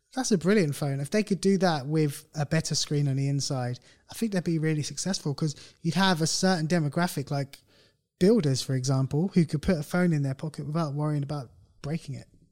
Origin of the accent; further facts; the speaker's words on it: United Kingdom; we're British, we're a bit more laid back